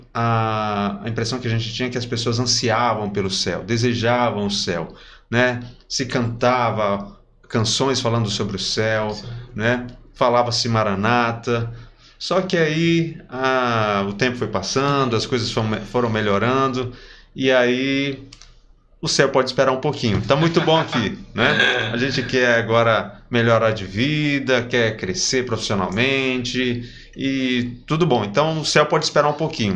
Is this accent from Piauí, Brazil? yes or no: yes; Parnaíba, Piauí, Brazil; minha infância aqui em Parnaíba